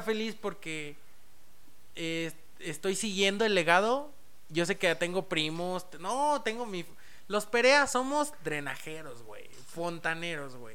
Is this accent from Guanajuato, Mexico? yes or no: no; San Luis Potosí, Mexico; also born or lived in Mexico City; yo prácticamente soy potosino. Nací en Ciudad de México, pero prácticamente soy potosino. Llegué aquí a la edad de seis meses de bebé